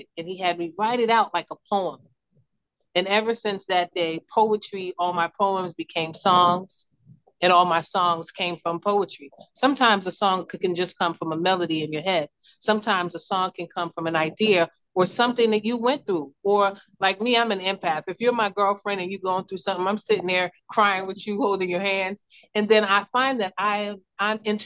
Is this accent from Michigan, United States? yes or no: no; Newark, New Jersey, United States; also born or lived in Brooklyn, New York / East Orange, New Jersey; I was born in Brooklyn, New York, raised in New Jersey